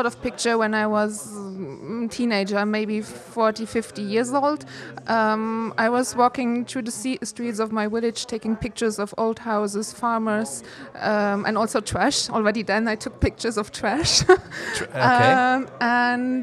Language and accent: English; north of Luxembourg, Luxembourg; English is a second language; moved away as an adult; I was born in Luxembourg. I grew up in the north of Luxembourg, really on the countryside in a very, very small village.